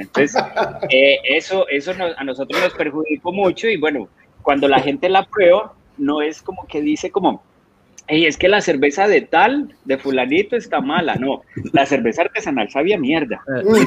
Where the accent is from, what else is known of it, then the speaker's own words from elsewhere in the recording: Colombia; now in Costa Rica; salí de Colombia por la situación de que estaba pasando Colombia en ese momento